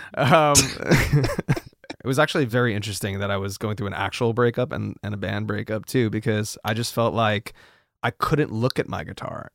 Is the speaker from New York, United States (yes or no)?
yes; New York City, New York, United States; moved away as an adult; also born or lived in Los Angeles; now in Nashville, United States; growing up in New York was great.